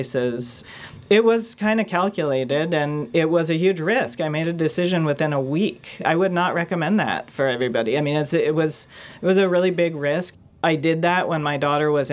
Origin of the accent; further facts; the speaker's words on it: Bay Area, California, United States; I had been completely indoctrinated growing up in the Bay Area